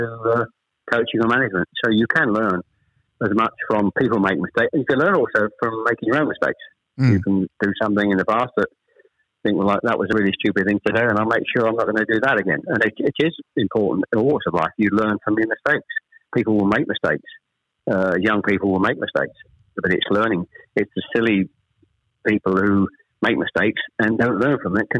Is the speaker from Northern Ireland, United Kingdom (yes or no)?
no; Chelmsford, East of England, United Kingdom; also born or lived in Ashton-under-Lyne / Manchester; We actually moved south from Manchester. I was born in Ashton-under-Lyne. We actually moved south to Chelmsford when I was probably, I was the eldest of three, when I was probably about 7 or 8